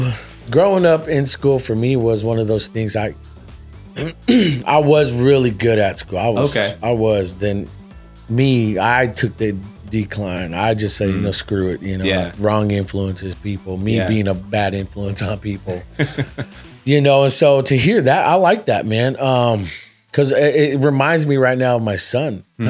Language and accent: English; Fresno, California, United States; also born or lived in Seattle; I'm from originally from Seattle. {S1} Okay. {S0} Yeah. So I grew up here in Fresno.